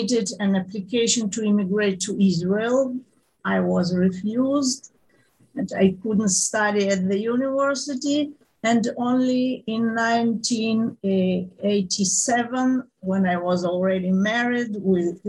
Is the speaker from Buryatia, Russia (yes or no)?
no; Moscow, Russia; moved away; I grew up in Moscow in a period of Brezhnev stagnation